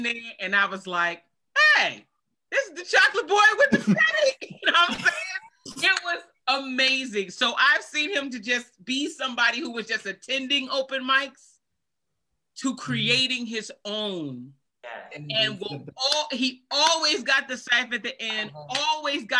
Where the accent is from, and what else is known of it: Virginia, United States; moved away as an adult; now in Germany